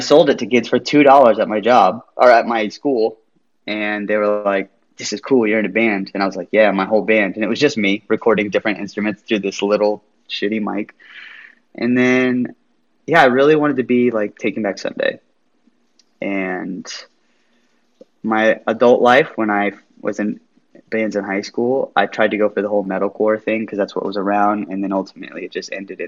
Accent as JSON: {"language": "English", "country": "United States", "tie": "born or raised there", "also_born_or_lived": "Las Vegas, Nevada / California / East Coast", "moved": "yes", "said": "I was raised in like Las Vegas and California and surrounding areas like"}